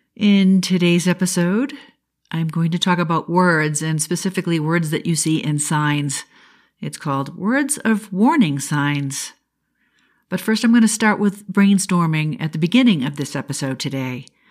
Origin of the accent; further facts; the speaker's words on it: New England, United States; I'm from New England